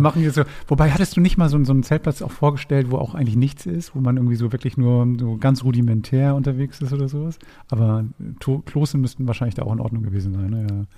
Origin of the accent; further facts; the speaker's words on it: Hamburg, Germany; als Hamburger